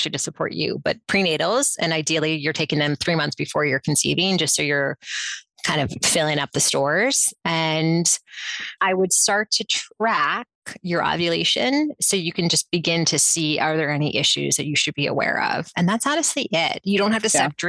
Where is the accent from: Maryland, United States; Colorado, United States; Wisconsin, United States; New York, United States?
New York, United States; New York City; I was raised in New York City